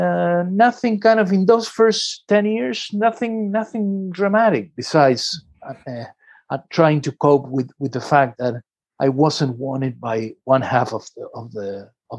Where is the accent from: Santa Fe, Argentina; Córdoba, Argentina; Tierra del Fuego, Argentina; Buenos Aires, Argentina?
Buenos Aires, Argentina; now in Dorking, United Kingdom; I grew up in a city called Buenos Aires in Argentina